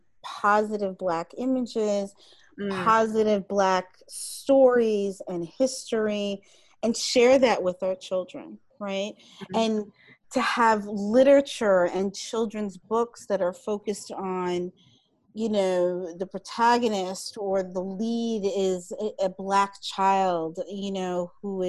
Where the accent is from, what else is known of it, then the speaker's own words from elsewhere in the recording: New York City, New York, United States; I'm from New York City